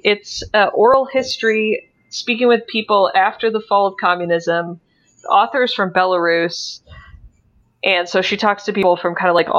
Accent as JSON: {"language": "English", "country": "United States", "said": "Especially as an American who like grew up on the other side of this"}